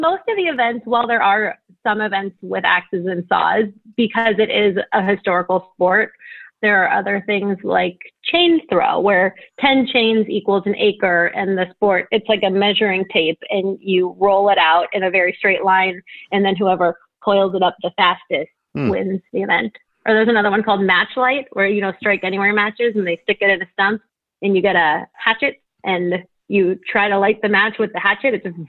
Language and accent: English; Los Angeles, California, United States; I'm from Los Angeles, born and raised in the San Fernando Valley.